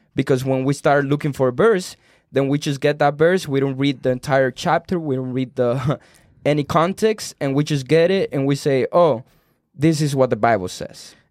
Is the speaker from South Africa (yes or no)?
no; Cuba; English is a second language; moved away; I was born in Cuba